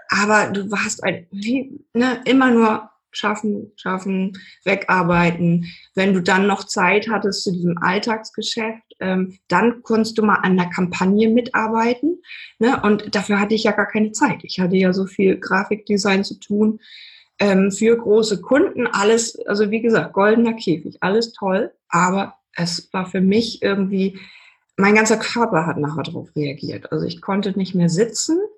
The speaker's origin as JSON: {"language": "German", "region": "Hamburg", "country": "Germany", "said": "Genau, also bei mir war das so, ich komme aus Hamburg, war sehr kreativ, habe ganz viel gemalt, meine ganze Jugend immer nur gesessen und gemalt"}